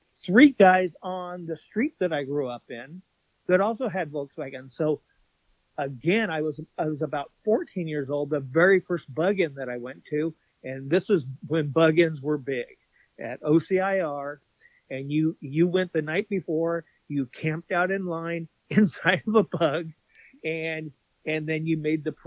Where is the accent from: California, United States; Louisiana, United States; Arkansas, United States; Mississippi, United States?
California, United States; Stanton; I grew up in Stanton, which is the city right next to Anaheim